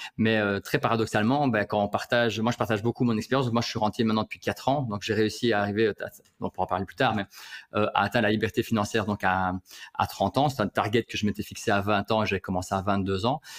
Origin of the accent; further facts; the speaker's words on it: Liège, Wallonia, Belgium; je suis liégeois